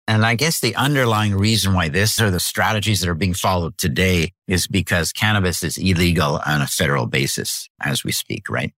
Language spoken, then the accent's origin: English; Canada; now in New Hampshire, United States; so I'm from Canada originally, lived in the U S for a long, long time